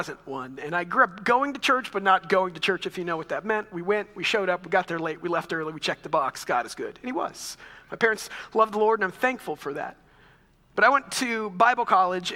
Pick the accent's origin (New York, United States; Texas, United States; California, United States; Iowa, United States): Texas, United States; moved away as an adult; also born or lived in Chicago; in my year of Texas history